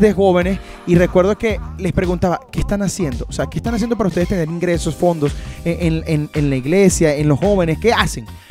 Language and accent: Spanish; Venezuela; moved away as an adult; lo que nosotros como venezolanos vivimos